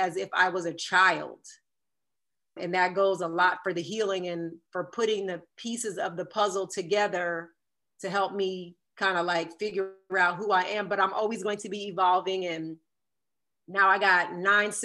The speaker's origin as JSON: {"language": "English", "area": "Jersey Shore", "region": "New Jersey", "country": "United States", "tie": "born or raised there", "said": "my town that I grew up in on the Jersey Shore"}